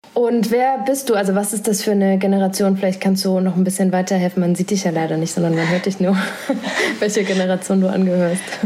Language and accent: German; Thuringia, Germany; Thüringerin, Wendekind